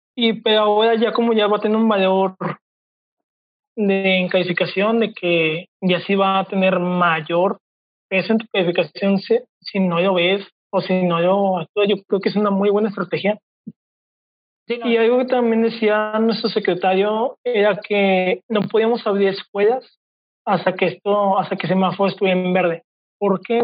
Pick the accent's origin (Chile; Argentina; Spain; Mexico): Mexico; como buen mexicano